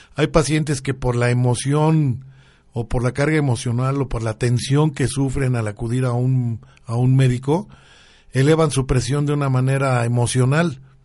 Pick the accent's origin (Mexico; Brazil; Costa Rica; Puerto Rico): Mexico